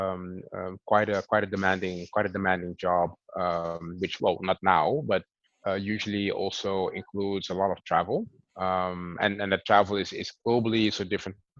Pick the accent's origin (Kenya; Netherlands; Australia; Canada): Netherlands; I'm Dutch, born and raised, but heritage is from the Dutch Caribbean.